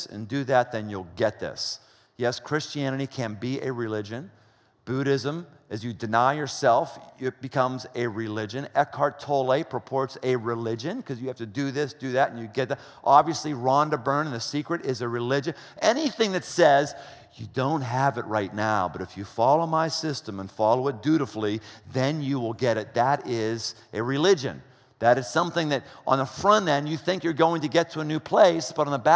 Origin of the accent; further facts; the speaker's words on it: United States